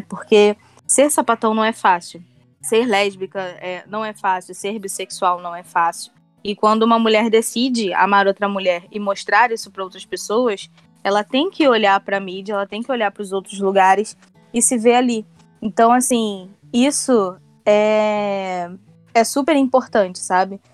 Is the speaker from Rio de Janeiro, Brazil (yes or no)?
yes; Mesquita, Rio de Janeiro, Brazil; Sou da Baixada Fluminense, sou de Mesquita.